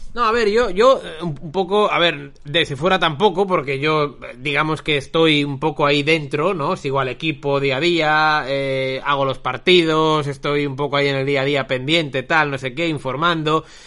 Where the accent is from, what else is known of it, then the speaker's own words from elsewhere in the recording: Barcelona, Catalonia, Spain; viviendo en esta ciudad desde, siempre